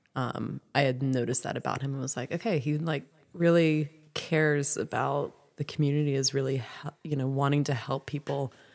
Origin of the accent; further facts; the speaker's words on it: South Louisiana, United States; now in Franklin, North Carolina, United States; I'm from South Louisiana